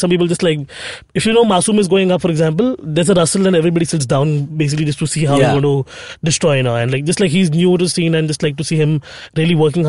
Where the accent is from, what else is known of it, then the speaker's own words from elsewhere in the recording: Bhayandar, Maharashtra, India; growing up in Bhayandar.